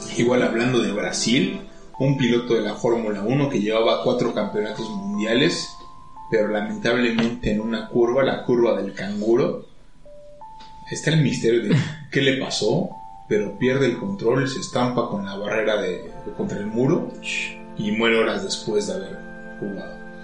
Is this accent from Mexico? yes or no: yes; Mexico; como mexicano